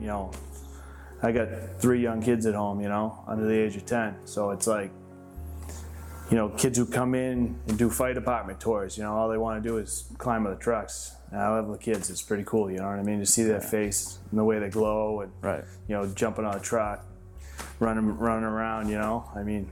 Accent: Salem, Massachusetts, United States; I 100% born and raised in Salem.

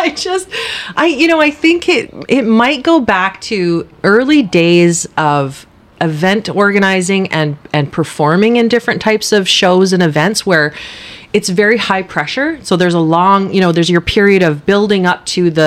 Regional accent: Powell River, British Columbia, Canada; I was born and raised in Powell River

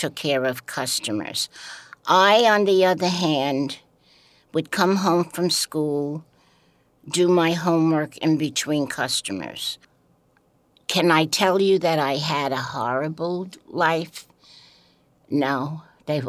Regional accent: New York City, New York, United States; the Brooklyn that I grew up

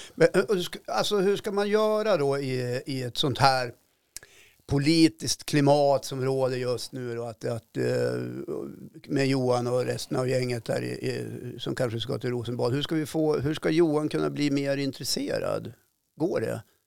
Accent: Norrbotten County, Sweden; min morfar och, vi är född i Norrbotten och liksom rödaste rött upp i malmfälten

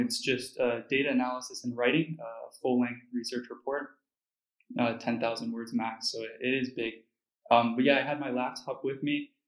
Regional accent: United States; being American

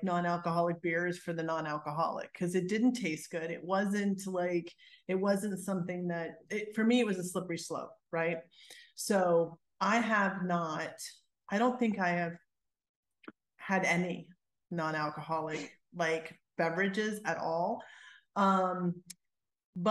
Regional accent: United States; moved away; also born or lived in Pennsylvania / New Jersey; I grew up in Pennsylvania, New Jersey. New Jersey is where I lived last.

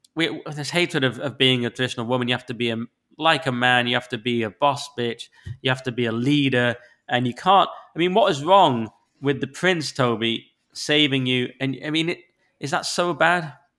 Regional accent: the north of England, United Kingdom; accent: northern; I've got a northern accent

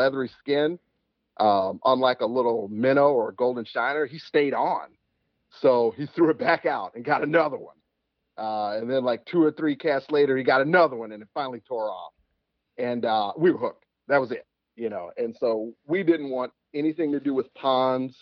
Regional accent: Chicago, Illinois, United States; also born or lived in Alabama; I'm actually from Alabama, but I was raised in Chicago. I've been here since I was two

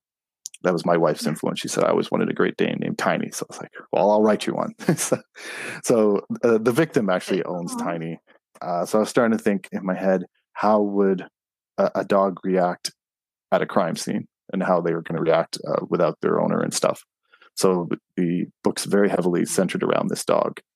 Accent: Montreal, Quebec, Canada; moved away; I was born in Montreal

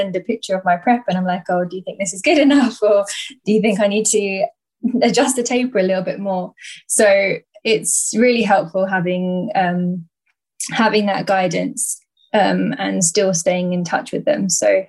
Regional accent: Essex, East of England, United Kingdom; It was in my hometown of Essex

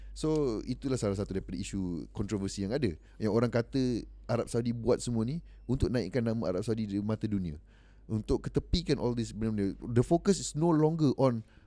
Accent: Malaysia

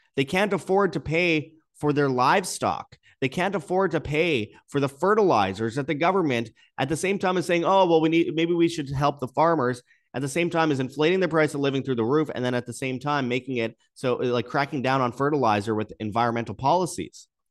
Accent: Winnipeg, Manitoba, Canada; my hometown of Winnipeg

